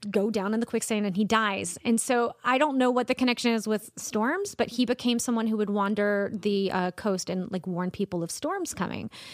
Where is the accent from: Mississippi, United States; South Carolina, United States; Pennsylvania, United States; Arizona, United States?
South Carolina, United States; Columbia; also born or lived in Charleston, South Carolina; I grew up in Columbia and went to school in Charleston